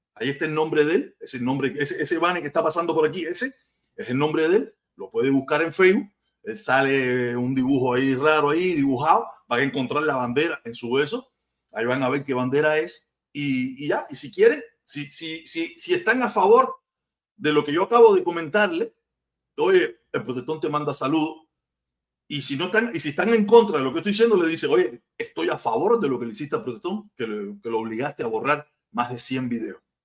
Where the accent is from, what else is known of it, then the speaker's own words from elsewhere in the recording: Cuba; yo me considero un tipo cubano, un cubanazo, un tipo que, tiene su forma de pensar, pero cubano ante todo